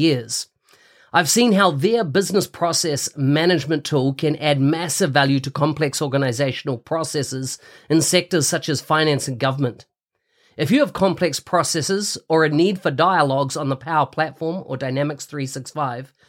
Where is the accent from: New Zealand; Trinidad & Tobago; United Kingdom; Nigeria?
New Zealand; accent: Kiwi; my Kiwi accent